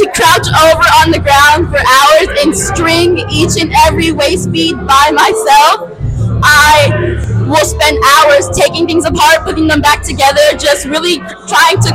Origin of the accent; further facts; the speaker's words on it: Cincinnati, Ohio, United States; I am from Cincinnati, born and raised